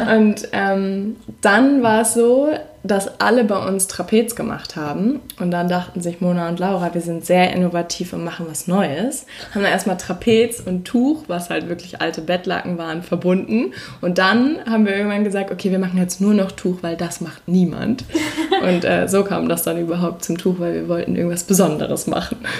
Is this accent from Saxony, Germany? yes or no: no; Hamburg, Germany; also born or lived in Berlin; Wir kommen aus Hamburg